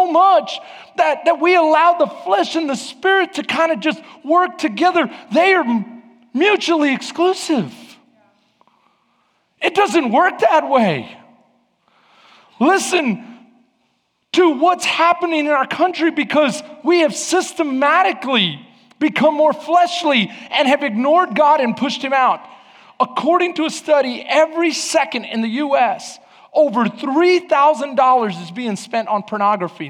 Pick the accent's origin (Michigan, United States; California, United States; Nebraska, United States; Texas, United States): Texas, United States; Houston; I grew up in East Houston